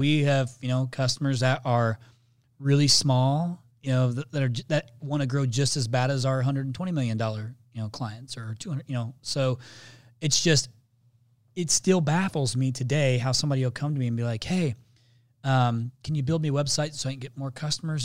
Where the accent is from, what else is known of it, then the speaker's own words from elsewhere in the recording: Indiana, United States; I'm from Indiana